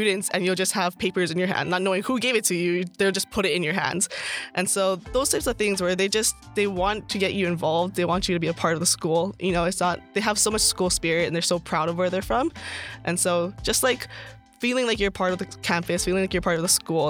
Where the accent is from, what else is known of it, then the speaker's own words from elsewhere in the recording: Hawaii, United States; now in Stockton, United States; I'm from Hawaii. I'm from the country. I came to Stockton